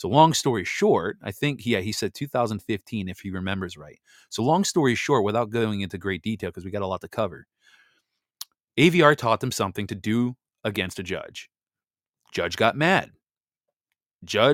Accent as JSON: {"language": "English", "region": "Wisconsin", "country": "United States", "tie": "born or raised there", "moved": "yes", "said": "my home state that I grew up in, Wisconsin"}